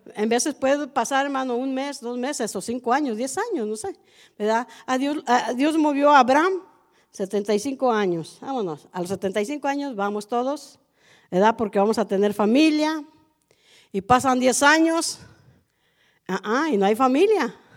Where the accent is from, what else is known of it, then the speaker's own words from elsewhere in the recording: Allende, Nuevo León, Mexico; now in Matehuala, Mexico; Yo soy de Allende, Nuevo León, 40 minutos de Monterrey